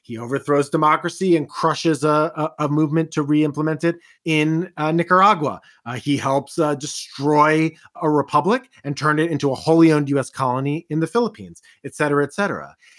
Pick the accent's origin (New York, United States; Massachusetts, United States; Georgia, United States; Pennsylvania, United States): Pennsylvania, United States; West Chester; the good people of the main line of Philadelphia, you know, the people I grew up with in Westchester.